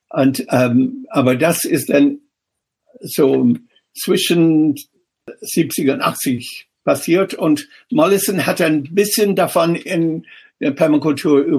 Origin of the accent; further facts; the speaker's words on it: Ireland; German is a second language; moved away as an adult; now in Germany; ich extra hm. nach Deutschland gekommen und nach Darmstadt damals, weil ich Städtebau nicht in Irland, wo ich herkomme, oder nicht in England studieren konnte.